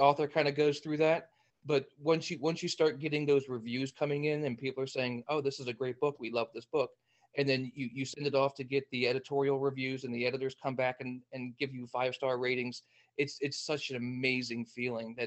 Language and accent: English; New Jersey, United States; moved away as an adult; now in Virginia, United States; I'm from the United States. I'm originally from New Jersey